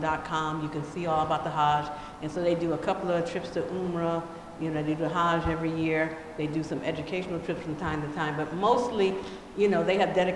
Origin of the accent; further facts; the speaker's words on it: Denver, Colorado, United States; now in Los Angeles, United States; I was from Denver